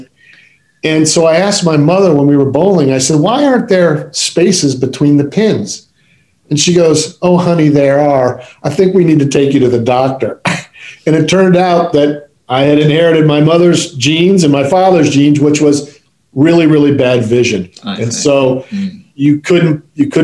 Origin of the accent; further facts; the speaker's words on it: Midwest, United States; moved away; also born or lived in Maryland; Growing up in the Midwest